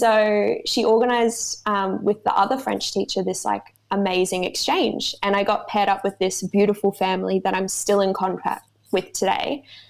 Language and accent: English; Sunshine Coast, Queensland, Australia; also born or lived in Brisbane, Australia / Mackay, Australia / France; So I grew up in the Sunny Coast. When I was 17, I moved to Brisbane to do my degree.